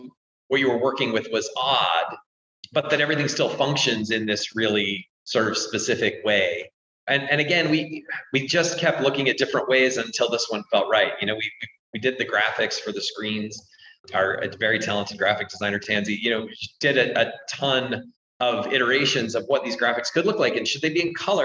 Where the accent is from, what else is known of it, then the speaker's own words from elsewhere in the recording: Salt Lake City, Utah, United States; I grew up in Salt Lake City